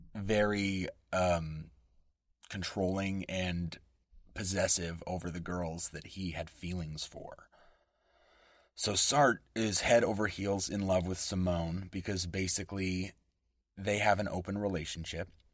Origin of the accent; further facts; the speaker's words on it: West Coast American, United States; accent: West Coast American English; first language English; my native tongue, West Coast American English